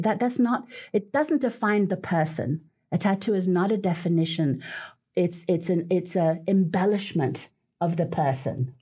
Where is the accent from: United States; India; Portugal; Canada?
Portugal; moved away; I come from Portugal. My children used to go with me every summer back home